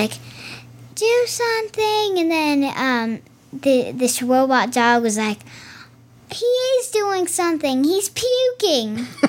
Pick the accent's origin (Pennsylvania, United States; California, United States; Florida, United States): California, United States; Disneyland. I'm from California.